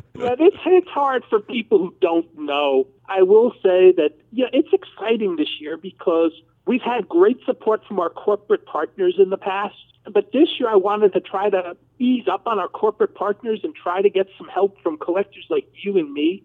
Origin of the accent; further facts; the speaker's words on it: New Jersey, United States; moved away as an adult; now in Dallas, United States; I'm from New Jersey.